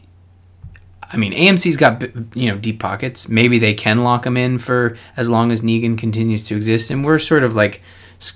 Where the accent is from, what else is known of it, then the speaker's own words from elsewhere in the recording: Canada; I'm Canadian